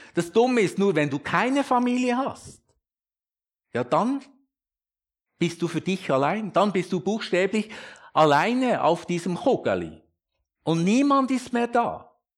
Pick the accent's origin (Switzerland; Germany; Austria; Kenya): Switzerland; als Schweizer